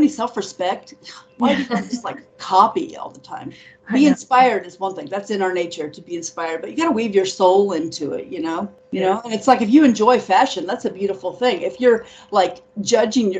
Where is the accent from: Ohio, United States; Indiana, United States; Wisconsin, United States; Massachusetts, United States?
Ohio, United States; Dayton; moved away; also born or lived in New Orleans, Louisiana; I lived there. I'm from Dayton, Ohio.